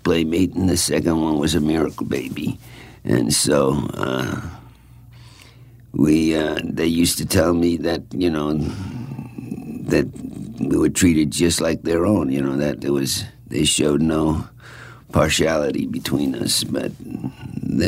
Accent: Babylon, New York, United States; also born or lived in Brooklyn, New York; We moved from Brooklyn to Babylon when I was in the third grade or second grade

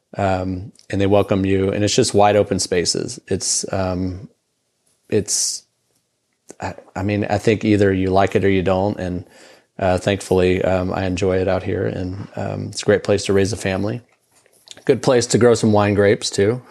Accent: Houston, Texas, United States; moved away as an adult; now in Lubbock, United States; I grew up in Houston.

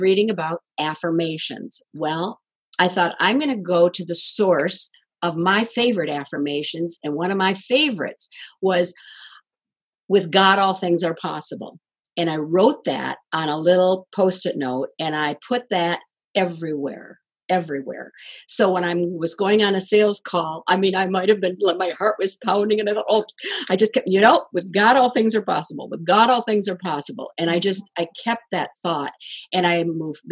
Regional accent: Kalamazoo, Michigan, United States; my hometown, Kalamazoo, Michigan

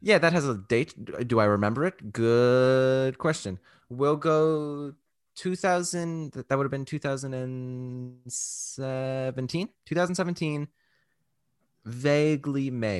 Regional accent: Canada; I'm Canadian

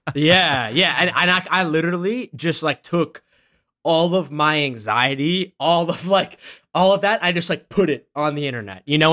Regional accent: Massachusetts, United States; also born or lived in Boston; I was born in Massachusetts

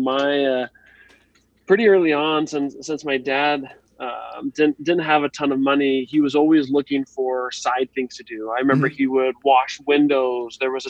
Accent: Idaho, United States; also born or lived in Texas / Nebraska; So I grew up in Idaho for a little bit and then Texas, then Nebraska.

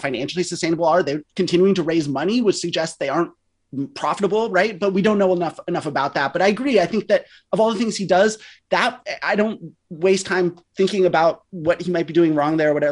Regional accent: West Coast, United States; I grew up on the West Coast.

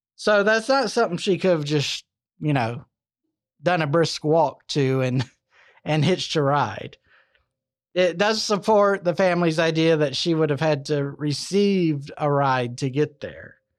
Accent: Alabama, United States; Good old Alabama, my home state

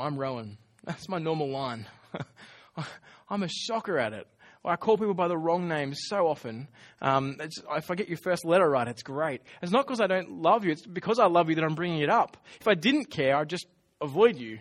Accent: Australia

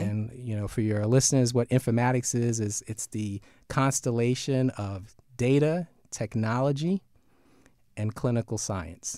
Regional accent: New York City, New York, United States; We're from Brooklyn

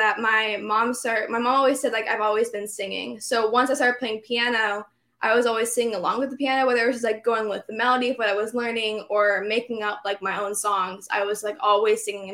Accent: Monongahela River, southwestern Pennsylvania, United States; now in Orlando, United States; I grew up in the Monongahela River

